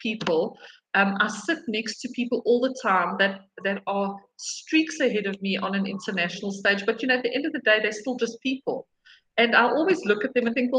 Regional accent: South Africa; So as a South African woman

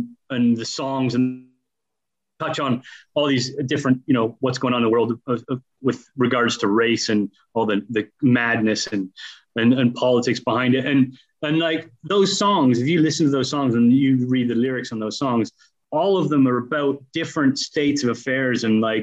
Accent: just outside of Toronto, southern Ontario, Canada; moved away as an adult; also born or lived in Leicester, United Kingdom / Spain; now in United Kingdom; I grew up in Canada. So from four to 20, I lived in Canada

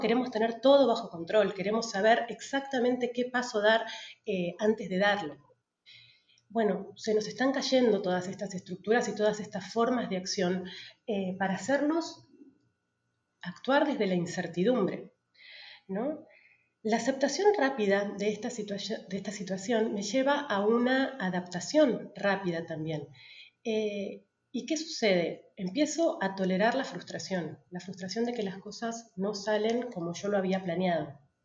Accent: Patagonia, Argentina; moved away as an adult; also born or lived in Buenos Aires, Argentina; now in Tulum, Mexico; yo soy de la Patagonia, me volví a la Patagonia

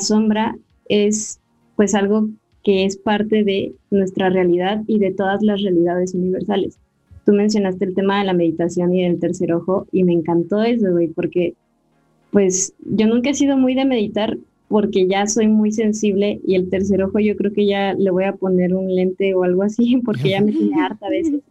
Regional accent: Mexico; como buena mexicana

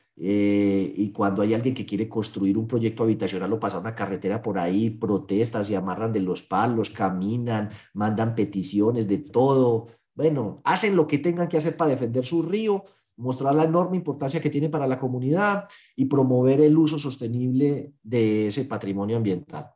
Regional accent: Colombia; somos colombianos

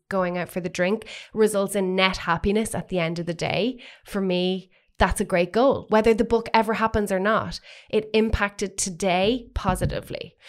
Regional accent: Waterford, Munster, Ireland; now in Dublin, Ireland; coming up to Dublin, w, having been from Waterford

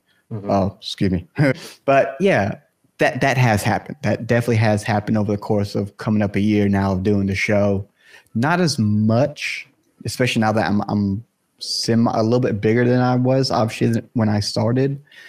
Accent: the South, United States; and again, I'm from the South here in the state.

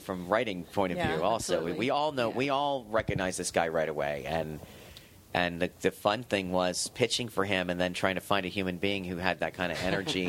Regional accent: Los Angeles, California, United States; I'm from Hancock Park

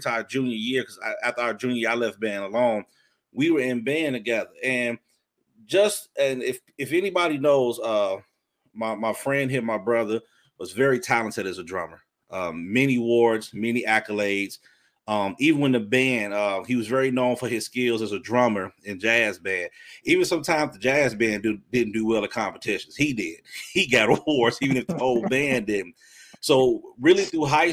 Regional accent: Chicago Heights, Illinois, United States; also born or lived in Park Forest; growing up in Park Forest and the Heights

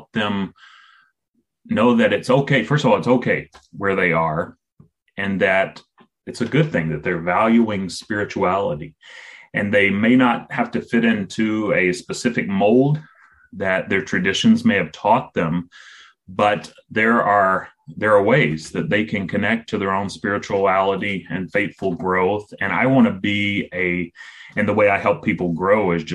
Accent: South Carolina, United States; moved away as an adult; also born or lived in San Francisco, California; I grew up in South Carolina here in the United States, kind of Appalachia, what some people would call hillbilly territory.

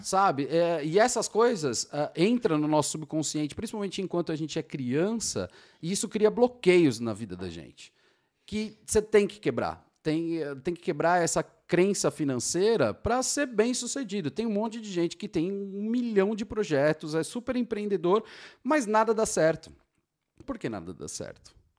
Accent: São Paulo, Brazil; moved away as an adult; now in Georgia, United States; eu sou de São Paulo, capital, e aquela selva de pedra

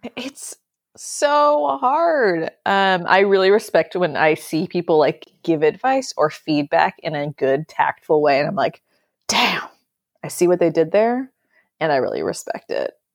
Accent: Wisconsin, United States; also born or lived in New Orleans; now in New York, United States; I lived in New Orleans before this, And I grew up in Wisconsin before that.

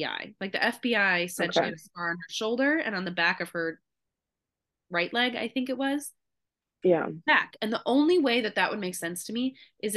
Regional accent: Midwest, United States; we're two girls from the Midwest

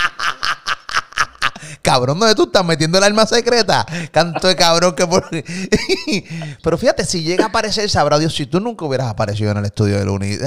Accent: Puerto Rico; de Puerto Rico

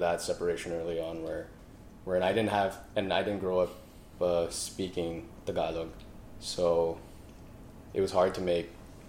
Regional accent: Canada; accent: Canadian; Because, like, for some reason, I just never lost my Canadian accent.

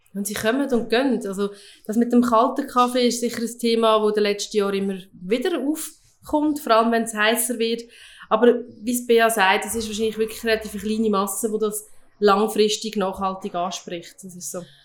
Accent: Lucerne, Switzerland; ich, wir sind in Luzern aufgewachsen

